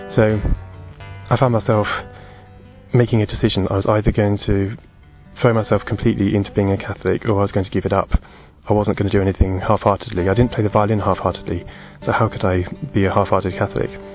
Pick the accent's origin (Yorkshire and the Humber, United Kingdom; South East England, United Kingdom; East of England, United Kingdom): South East England, United Kingdom; Portsmouth; also born or lived in Kent; We had free instrumental lessons at my school where I grew up in Portsmouth